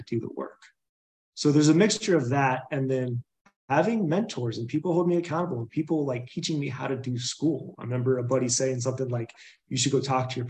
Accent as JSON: {"language": "English", "town": "Boulder", "region": "Colorado", "country": "United States", "tie": "born or raised there", "also_born_or_lived": "Tennessee", "said": "I was born in Boulder, Colorado, grew up around here, kind of bounced between Tennessee and here, but grew up here."}